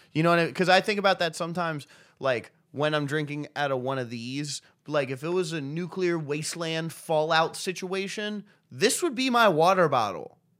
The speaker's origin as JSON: {"language": "English", "country": "United States", "said": "I'm an American"}